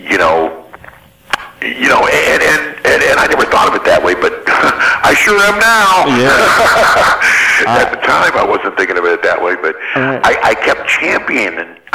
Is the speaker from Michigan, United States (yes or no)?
yes; Ann Arbor, Michigan, United States; also born or lived in Detroit, Michigan; I was from Detroit, you know, and, and via Ann Arbor, where I grew up. I moved there when I was five.